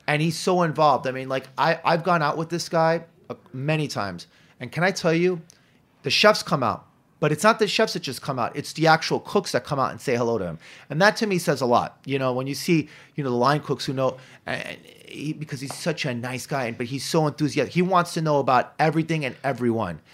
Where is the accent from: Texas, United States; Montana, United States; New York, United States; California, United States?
New York, United States; I grew up in Hell's Kitchen